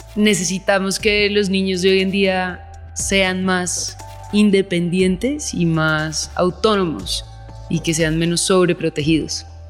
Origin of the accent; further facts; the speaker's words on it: Bogotá, Colombia; Yo soy colombiana y yo también. Cuando yo era chiquita no era tan peligroso, entonces pues sí, yo crecí afuera, en Bogotá